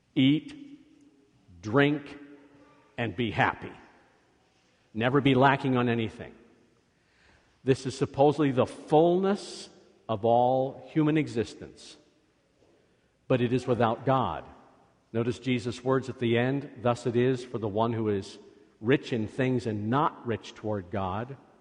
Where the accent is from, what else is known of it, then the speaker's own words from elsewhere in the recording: Scotland, United Kingdom; I am Scottish